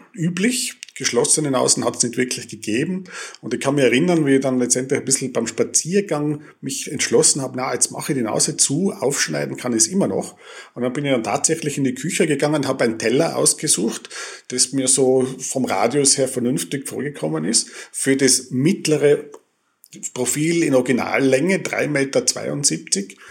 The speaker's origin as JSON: {"language": "German", "region": "Tyrol", "country": "Austria", "also_born_or_lived": "Innsbruck / Vienna", "moved": "as an adult", "said": "als Tiroler in dieser großen Stadt"}